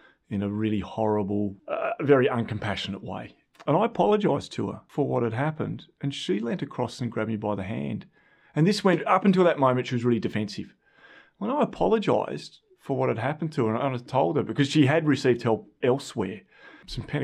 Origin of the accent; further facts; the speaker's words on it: Australia; I'm from Australia and I'm also from a farm.